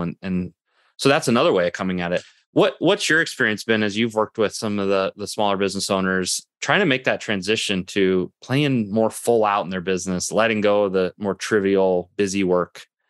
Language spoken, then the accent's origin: English; Midwest, United States; Well, I'm from the Midwest too, so it's been a while, because we don't have those here in the Midwest.